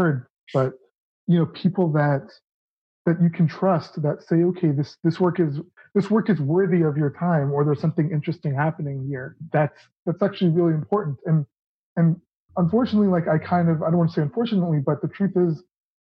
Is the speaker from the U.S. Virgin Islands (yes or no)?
no; Toronto, Ontario, Canada; the Toronto International Film Festival, which was, you know, which is my hometown